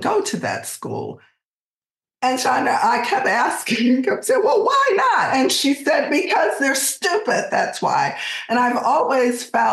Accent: Alexandria, Virginia, United States; moved away as an adult; now in California, United States; this is not the Alexandria that I grew up

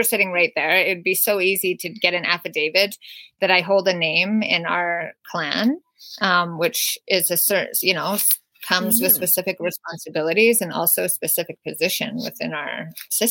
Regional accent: Wet'suwet'en territory, British Columbia, Canada; our Wet'suwet'en rights and our access to the land

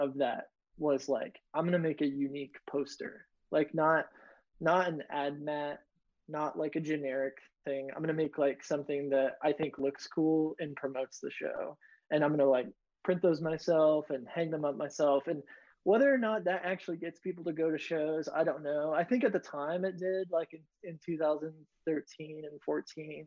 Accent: Northern Indiana, United States; also born or lived in Bloomington, Indiana; I grew up in Northern Indiana, and then I moved down to Bloomington.

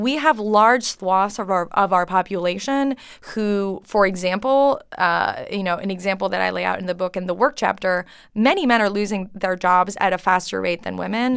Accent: Canada; English is a second language; moved away as an adult; now in United States; I grew up French Canadian

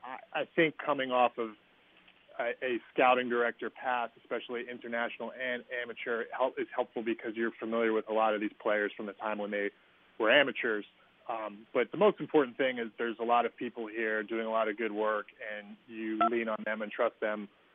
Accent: Northern Virginia, United States; moved away as an adult; also born or lived in St. Louis / Houston; now in Baltimore, United States; when you were a kid growing up in Northern Virginia. And I was growing up in the 80s and 90s

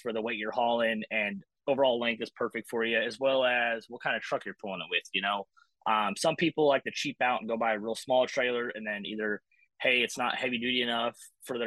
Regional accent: Idaho, United States; moved away as an adult; also born or lived in Texas; I grew up in Idaho

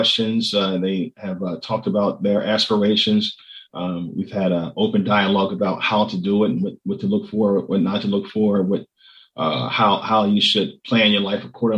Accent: Philadelphia, Pennsylvania, United States; also born or lived in Yeadon, Pennsylvania; I'm from Southwest Philadelphia originally. I grew up there. We left Southwest when I was about 15. And we ended up moving out to Yadin

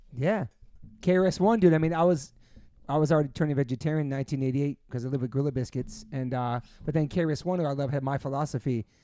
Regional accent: New York, United States; all of us growing up in New York in the nineties

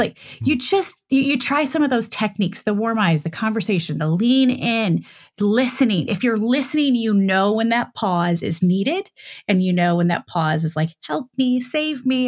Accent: Michigan, United States; moved away as an adult; also born or lived in Dayton, Ohio / Cincinnati, Ohio / Chicago / New York; I grew up in Michigan.

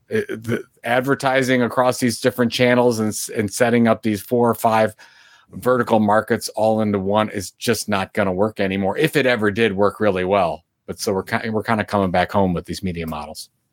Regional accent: Sandusky, Ohio, United States; my hometown of Sandusky, Ohio

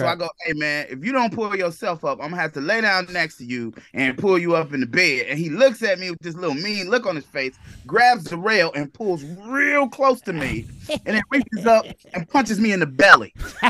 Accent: Inglewood, California, United States; No, I'm from Inglewood. My parents still live in Inglewood.

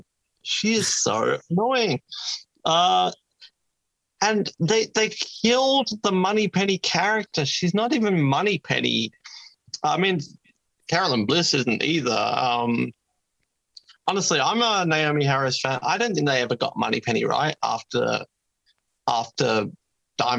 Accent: Tasmania, Australia; we are from Tasmania.

